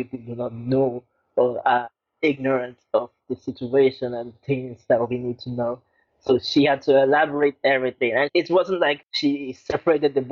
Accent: Lagos, Nigeria; Growing up in Lagos, Nigeria, it's a very strange area where I grew up

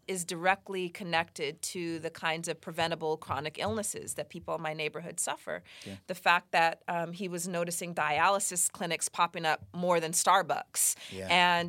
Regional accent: Los Angeles, California, United States; So, you know, I grew up partly here in Los Angeles.

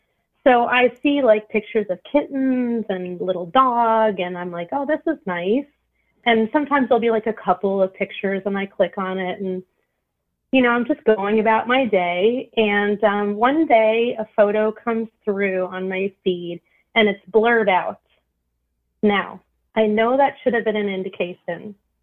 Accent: Florida, United States; I'm from Florida.

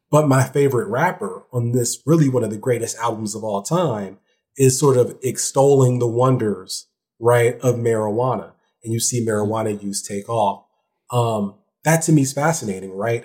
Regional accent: Ohio, United States; I'm also from Ohio

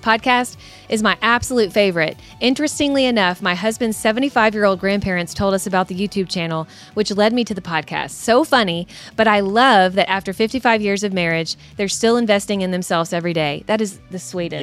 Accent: Kentucky, United States

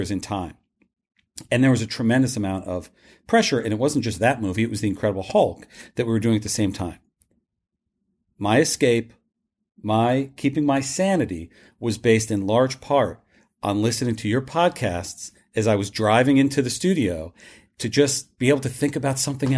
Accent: Westfield, New Jersey, United States; moved away; I'm from New Jersey. I recently went back to Westfield, New Jersey, where I grew up.

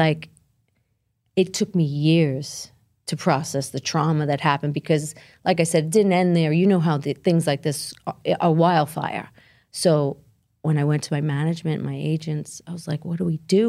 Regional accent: Brooklyn, New York, United States; I grew up in Brooklyn. I'm Italian, part Albanian

